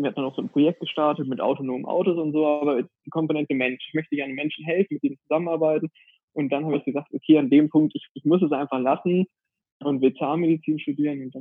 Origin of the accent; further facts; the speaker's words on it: Hanover, Lower Saxony, Germany; now in Valencia, Spain; eine Kommilitonin kennengelernt vor Ort, die aus der gleichen Stadt wie ich komme, aus Hannover.